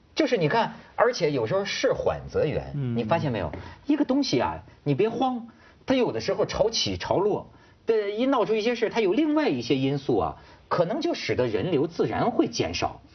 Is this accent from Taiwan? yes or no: no; China; 我是个中国人